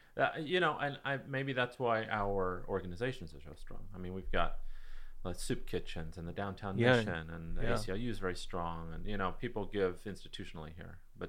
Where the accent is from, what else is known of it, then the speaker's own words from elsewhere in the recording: California, United States; as a Californian